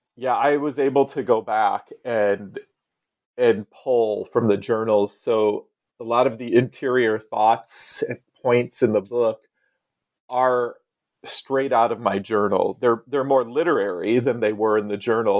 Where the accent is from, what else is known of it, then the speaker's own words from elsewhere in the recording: Iowa, United States; now in Salem, United States; I grew up in Iowa on the Mississippi River, so north of the South